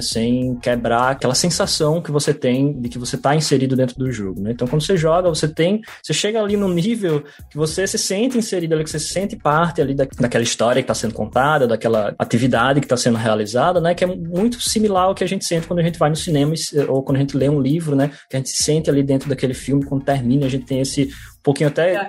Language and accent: Portuguese; Natal, Rio Grande do Norte, Brazil; como bom potiguar